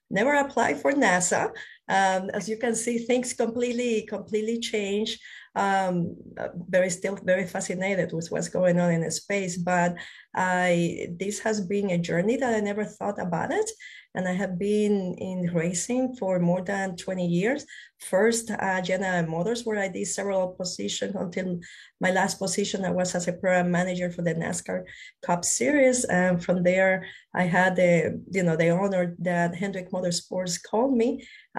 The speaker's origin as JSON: {"language": "English", "country": "Puerto Rico", "tie": "born or raised there", "also_born_or_lived": "Spain", "moved": "yes", "said": "I was born in Spain. I grew up in Puerto Rico. I consider Puerto Rico my home"}